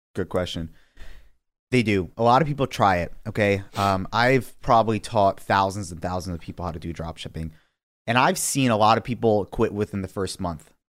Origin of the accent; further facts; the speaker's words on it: New York City, New York, United States; now in Long Island, United States; I grew up in Queens